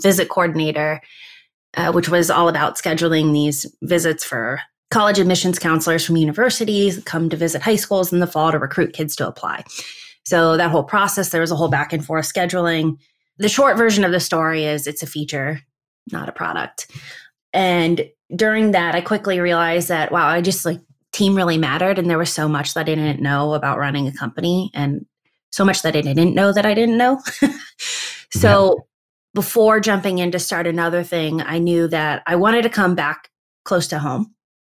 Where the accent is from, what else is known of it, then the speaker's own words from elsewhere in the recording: Midwest, United States; I'm a Midwesterner at heart. And I was missing a lot of holidays and birthday parties and just everything. I wanted to come home.